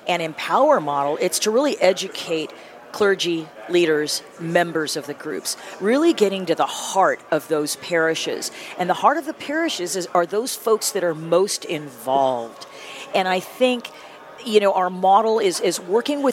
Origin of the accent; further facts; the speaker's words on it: San Diego, California, United States; the church that I grew up with in the San Diego region or county